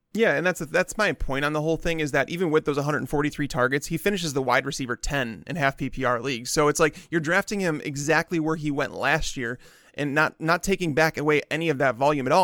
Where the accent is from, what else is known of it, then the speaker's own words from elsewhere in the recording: Chicago, Illinois, United States; I'm also from Chicago